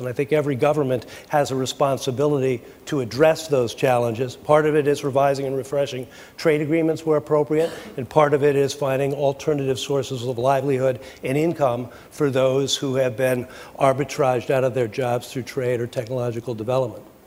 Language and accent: English; United States; I speak as an American